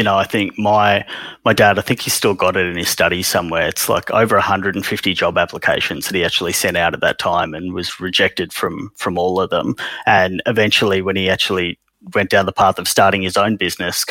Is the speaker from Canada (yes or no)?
no; Sydney, New South Wales, Australia; also born or lived in India; I was educated here. I grew up here